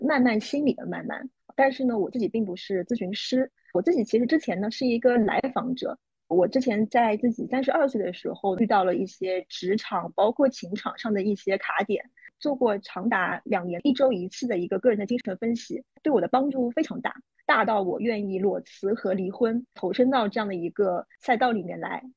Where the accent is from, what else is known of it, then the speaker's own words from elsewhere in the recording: Shanghai, China; 因为我是上海人